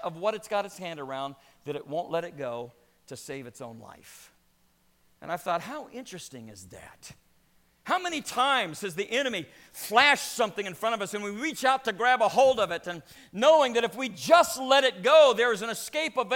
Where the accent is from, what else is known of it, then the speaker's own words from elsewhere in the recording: Louisiana, United States; I grew up in Louisiana